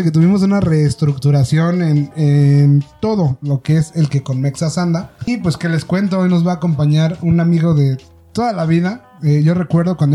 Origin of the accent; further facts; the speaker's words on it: Mexico; Tenemos que ir opacando ciertas actitudes, ciertos comportamientos como mexicanos